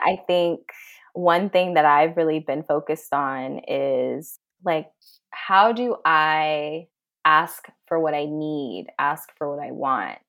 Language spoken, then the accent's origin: English; Fairfield, California, United States; moved away; my hometown, Fairfield, back in California, incredibly diverse